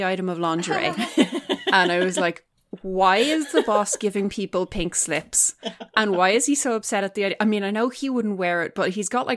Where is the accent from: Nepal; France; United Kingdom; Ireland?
Ireland; We're Irish.